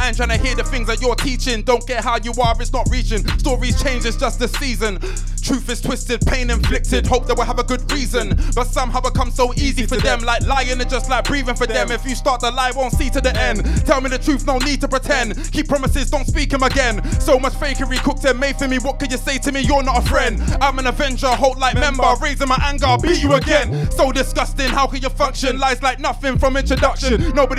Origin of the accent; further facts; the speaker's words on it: London, United Kingdom; I'm from London, born St. George's, baby, gorgeous too. Went from council estate to a council house